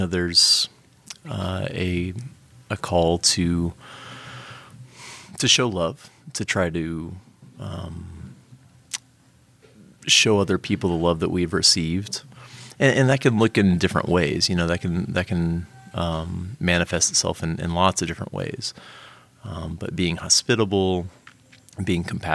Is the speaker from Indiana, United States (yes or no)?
no; Houston, Texas, United States; also born or lived in Lima, Peru; I'm originally from Houston, Texas